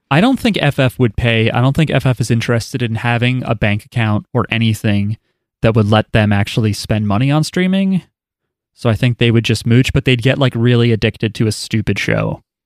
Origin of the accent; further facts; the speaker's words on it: New Jersey, United States; I'm from New Jersey